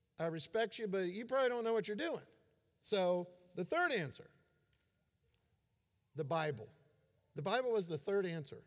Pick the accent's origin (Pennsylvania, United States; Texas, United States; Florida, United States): Florida, United States; I grew up in Florida